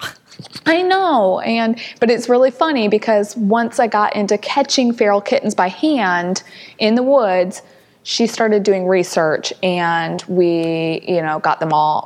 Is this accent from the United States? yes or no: yes; St. Louis, Missouri, United States; moved away; also born or lived in Huntsville, Alabama; was born and raised in St. Louis. So lived in St. Louis before moving to Huntsville, Alabama